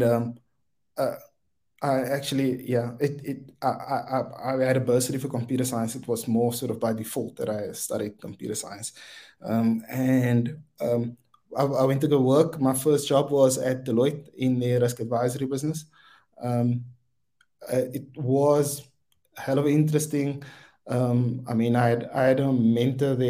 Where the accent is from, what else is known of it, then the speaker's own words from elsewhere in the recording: Wellington, Western Cape, South Africa; I'm from Wellington, out in the Boland. I was born and bred there and went to the local high school there